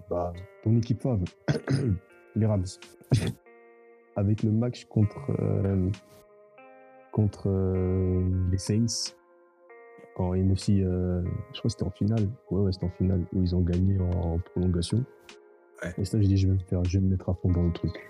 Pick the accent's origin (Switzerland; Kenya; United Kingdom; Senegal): Senegal; now in France; je venais du Sénégal, là ça fait 11 ans que je suis là en France